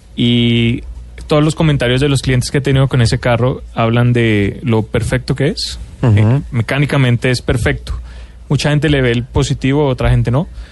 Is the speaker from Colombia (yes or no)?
yes; Colombia; moved away as an adult; also born or lived in Mexico; como colombiano que ha vivido en México